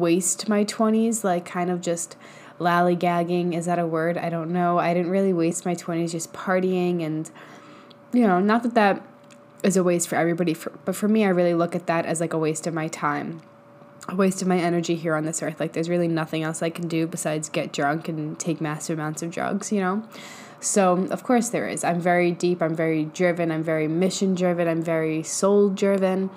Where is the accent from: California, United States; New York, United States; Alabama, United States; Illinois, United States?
New York, United States; moved away as an adult; I grew up in New York for the first 23, 24 years of my life